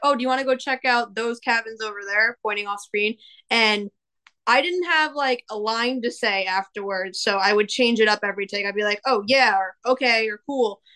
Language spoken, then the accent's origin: English; Long Island, New York, United States; accent: Long Island; I am from Long Island